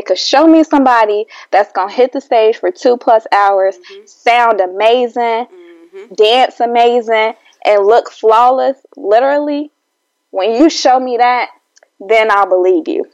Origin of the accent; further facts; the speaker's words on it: Chicago, Illinois, United States; I'm from Chicago